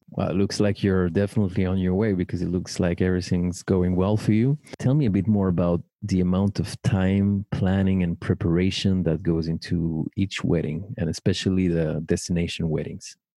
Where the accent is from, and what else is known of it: Paris, Île-de-France, France; born or raised there